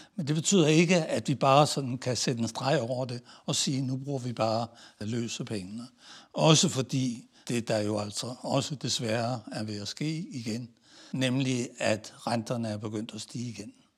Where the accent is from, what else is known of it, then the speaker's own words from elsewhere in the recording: Denmark; moved away as an adult; also born or lived in Italy; meget som dansker